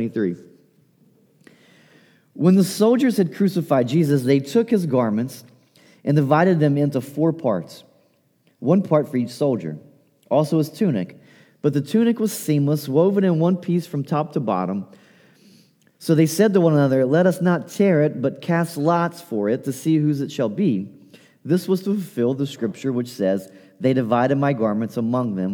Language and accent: English; Appalachia, United States; accent: Appalachian; My Appalachian accent